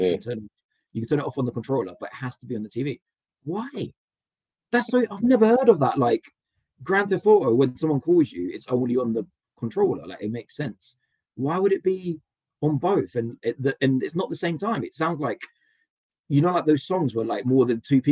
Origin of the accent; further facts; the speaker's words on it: London, United Kingdom; I'm a Londoner